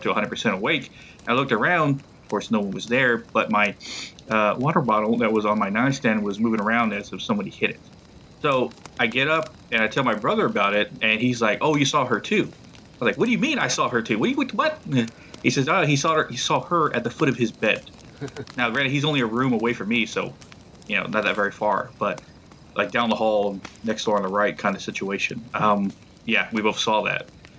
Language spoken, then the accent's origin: English; Blanco, Texas, United States; moved away as an adult; now in North Carolina, United States; the ranch I grew up on in Blanco, Texas